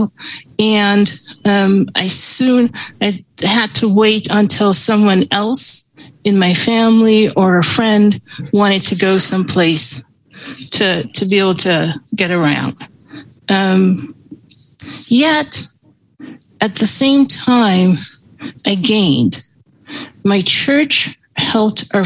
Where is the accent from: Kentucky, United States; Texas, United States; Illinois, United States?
Illinois, United States; Chicago; also born or lived in Guyana; I was an immigrant kid growing up in Chicago.